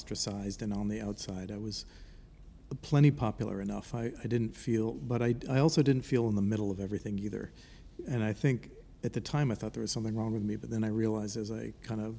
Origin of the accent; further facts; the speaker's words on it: Palmer, Massachusetts, United States; also born or lived in Philadelphia, Pennsylvania / New Haven, Connecticut; now in New York City, United States; I'm from Palmer, Massachusetts, which is a western Massachusetts town